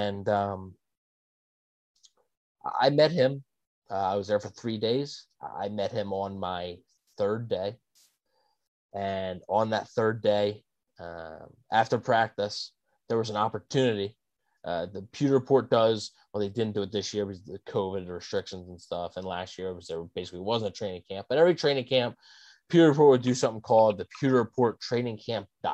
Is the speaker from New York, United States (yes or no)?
no; Pennsylvania, United States; I am from Pennsylvania